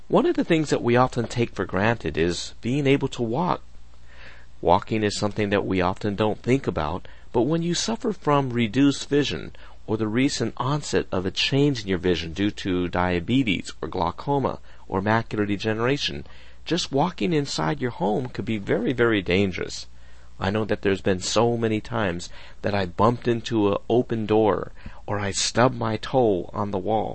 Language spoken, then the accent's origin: English; United States; I'm Japanese American, and we were always taught to remove our shoes when we walk in the house